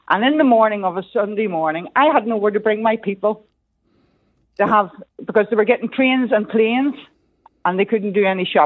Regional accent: Belfast, Northern Ireland, United Kingdom; now in Ballycastle, United Kingdom; I'm originally from West Belfast and have moved to Ballycastle.

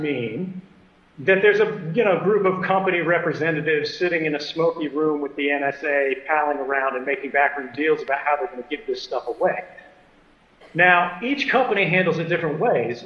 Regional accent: United States; I'm an American and I'm a citizen

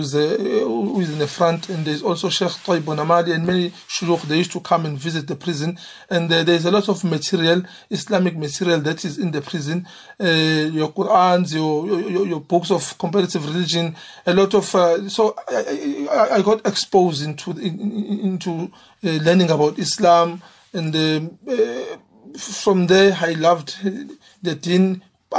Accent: Umlazi, KwaZulu-Natal, South Africa; I grew up in Amlazi. And I did my schooling there, even my high school.

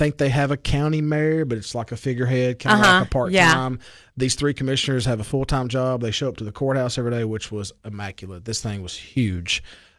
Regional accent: the South, United States; accent: Southern drawl; Of course, they hear my Southern drawl, and they know I'm not from Colorado.

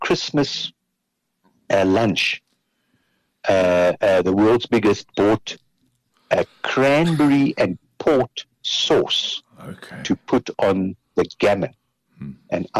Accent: Kimberley, Northern Cape, South Africa; English is a second language; now in Johannesburg, South Africa; I'm from Kimberley. I'm not, my English is not my first language

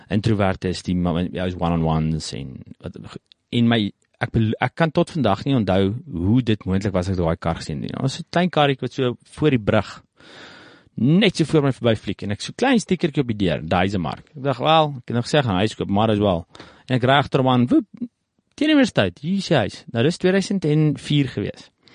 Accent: South Africa; Is ek daar gebore, plaas groot geword

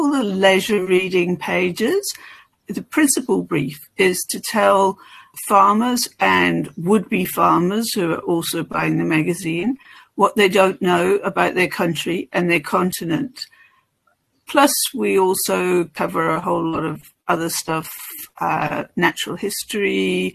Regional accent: northwest of Ireland, Ireland; I'm Irish from the northwest of Ireland

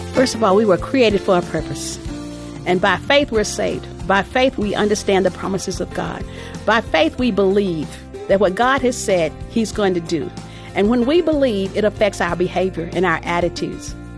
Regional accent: Texas, United States; my background growing up in Texas

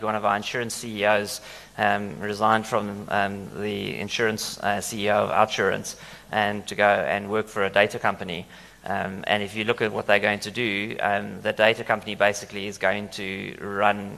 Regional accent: South Africa; we as South Africans

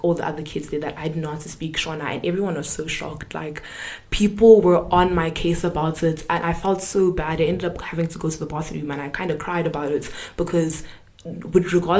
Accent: South Africa; I was born and raised in South Africa, but with regards to my culture, I am Zimbabwean

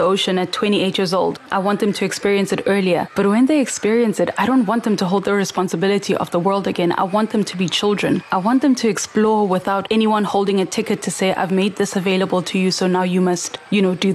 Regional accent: Soweto, Gauteng, South Africa; I come from Soweto and I've always lived in a landlocked area

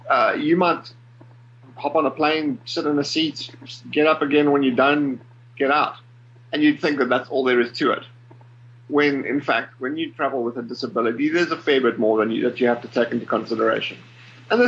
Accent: Port Elizabeth, Eastern Cape, South Africa; I was born in Cape Town, grew up in the Eastern Cape in a little town by the name of Port Elizabeth

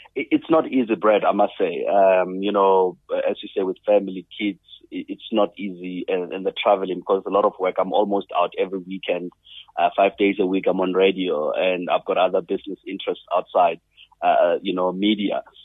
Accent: South Africa; as a South African

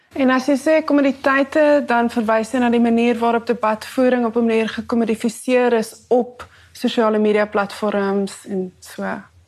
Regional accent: Cape Town, Western Cape, South Africa; ek het net groot geword in die Kaapse voorstede my hele lewe

